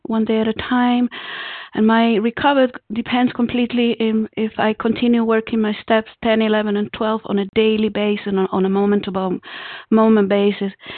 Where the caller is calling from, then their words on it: Israel; calling from Israel